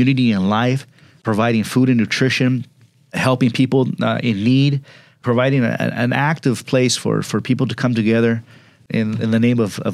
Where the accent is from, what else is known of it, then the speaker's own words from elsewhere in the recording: Pomona, California, United States; growing up in Pomona and working in Pomona for some years